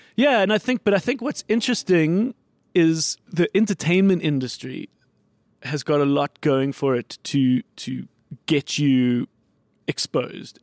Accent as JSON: {"language": "English", "town": "Johannesburg", "region": "Gauteng", "country": "South Africa", "tie": "born or raised there", "said": "I grew up in the north"}